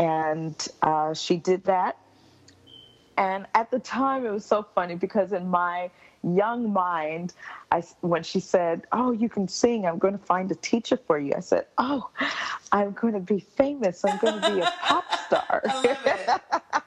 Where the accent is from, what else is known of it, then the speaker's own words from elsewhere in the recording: Miami, Florida, United States; now in Montreal, Canada; I was born and raised in Miami, Florida. I am mm-hmm. a Florida native